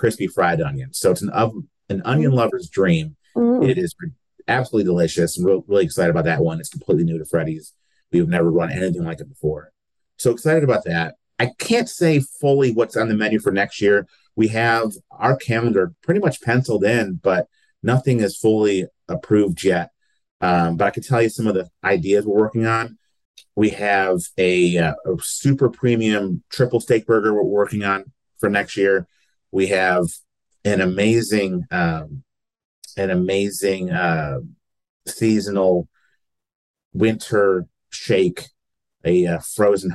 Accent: New York, United States; also born or lived in the South and Southeast (US); now in Lexington, United States; I'm originally from New York, but I've lived in the South and Southeast for a good chunk of my life.

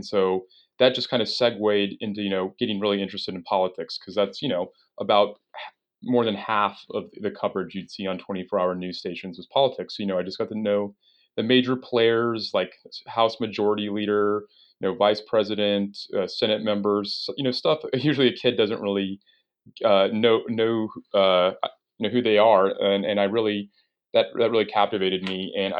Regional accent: Dallas, Texas, United States; You know, I grew up here in Dallas, Texas.

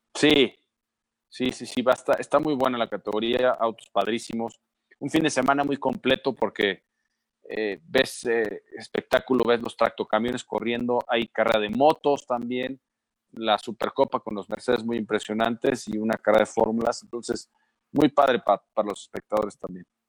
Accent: Mexico; Soy mexicano

